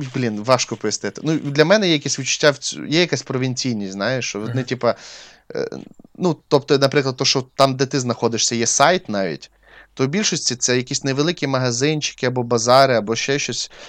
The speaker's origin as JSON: {"language": "Ukrainian", "region": "Crimea", "country": "Ukraine", "tie": "born or raised there", "moved": "yes", "said": "я ріс в Криму"}